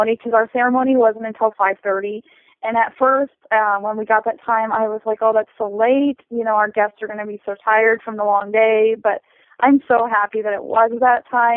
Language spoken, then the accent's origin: English; Nebraska, United States; I'm from Nebraska